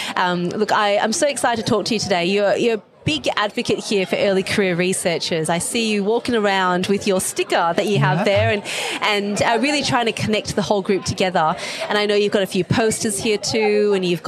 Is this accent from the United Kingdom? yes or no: no; Australia; I'm from Australia